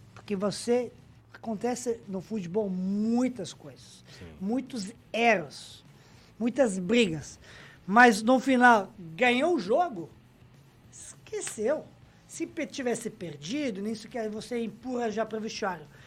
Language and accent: Portuguese; Majdanpek, Serbia; Portuguese is a second language; moved away as an adult; also born or lived in Brazil; nasci na cidade pequena, em Maidanpec